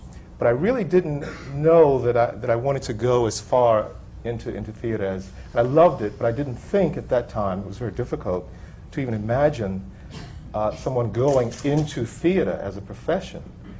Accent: Atlanta, Georgia, United States; I'm from Atlanta and grew up there

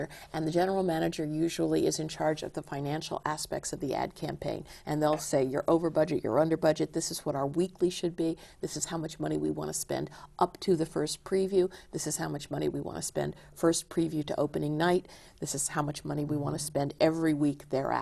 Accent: Silver Spring, Maryland, United States; We came from Silver Spring, Maryland

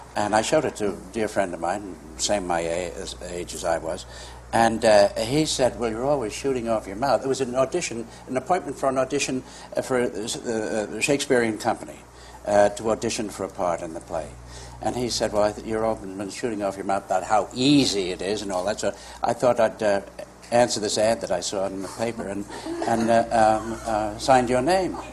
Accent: New York, United States; I grew up here in New York

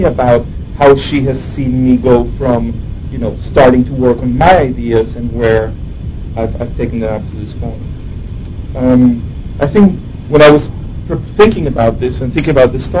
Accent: Venezuela; English is a second language; moved away as an adult; now in New York, United States; here I was coming from Venezuela, and I arrived in New York

